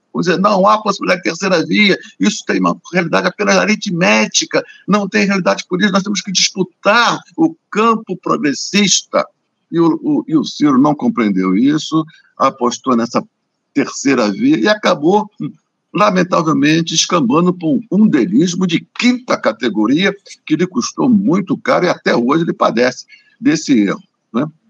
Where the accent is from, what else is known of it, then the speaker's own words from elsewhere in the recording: Rio de Janeiro, Brazil; eu sou carioca